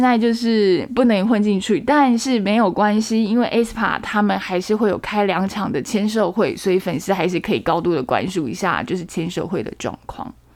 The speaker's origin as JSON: {"language": "Chinese", "country": "Taiwan", "said": "我们台湾人"}